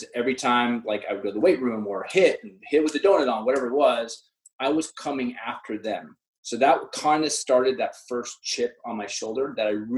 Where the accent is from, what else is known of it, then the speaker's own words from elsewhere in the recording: Orange County, California, United States; I grew up in Orange County